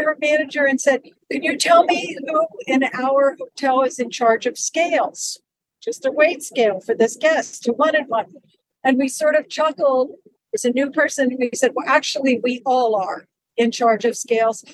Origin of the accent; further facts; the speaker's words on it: Western Pennsylvania, United States; I grew up in Western Pennsylvania at a ski okay. area called Seven Springs um, Mountain okay. Resort